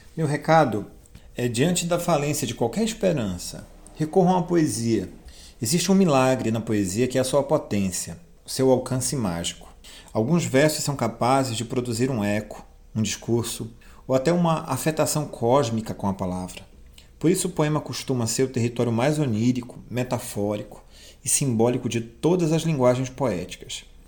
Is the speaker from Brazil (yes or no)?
yes; Castanhal, Pará, Brazil; Também sou de Castanhal.